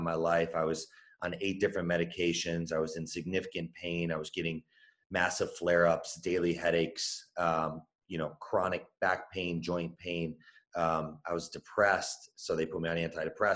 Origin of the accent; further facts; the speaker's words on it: Chicago, Illinois, United States; I was born and raised in Chicago